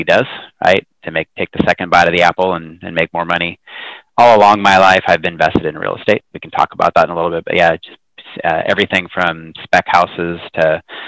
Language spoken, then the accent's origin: English; Hood River, Oregon, United States; also born or lived in Hillsboro, Oregon; moved to a small town called Hood River when I was about one